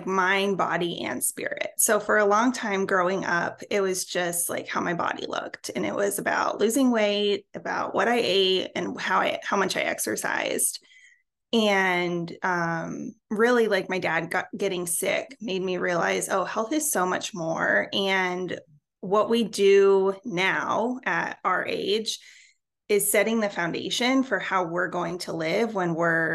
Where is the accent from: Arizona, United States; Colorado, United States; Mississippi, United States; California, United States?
Colorado, United States; now in Houston, United States; I live in Houston, Texas, although I'm originally from Colorado, and I will never claim Texas